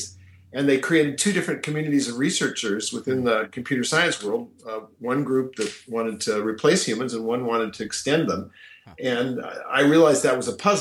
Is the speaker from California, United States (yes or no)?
yes; Palo Alto, California, United States; I grew up in Silicon Valley. I actually grew up in Palo Alto